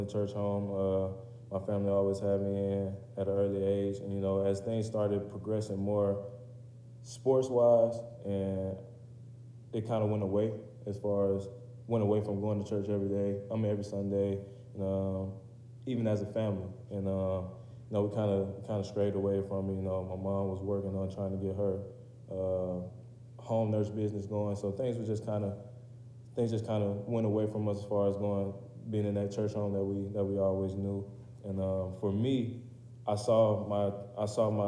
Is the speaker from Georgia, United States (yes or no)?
yes; Riverdale, Georgia, United States; moved away as an adult; now in Kentucky, United States; I'm from Atlanta, Georgia. And if you're familiar with that area, then I'm from Clayton County. To be more specific, from Riverdale, Georgia.